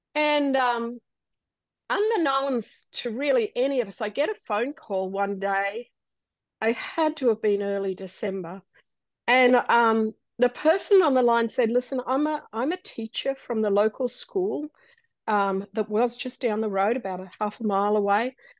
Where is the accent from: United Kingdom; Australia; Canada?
Australia; moved away as an adult; now in United States; we are a little Australian family uh, growing up in Australia and disaster happens and a door opens for us to come to America